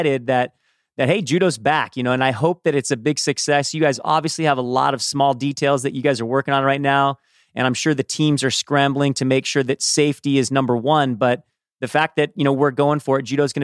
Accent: Southern California, United States; I grew up in Southern California myself

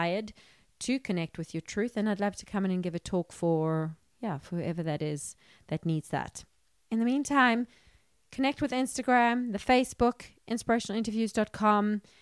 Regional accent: South Africa; I'm from South Africa

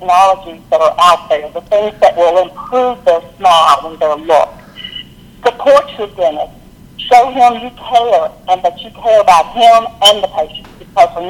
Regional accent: Lynchburg, Virginia, United States; moved away as an adult; now in Virginia Beach, United States; I'm from Lynchburg, Virginia, and I recently moved to Virginia Beach.

